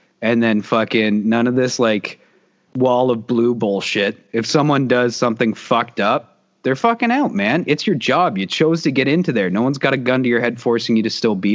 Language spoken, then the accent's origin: English; Canada; as us as Canadian citizens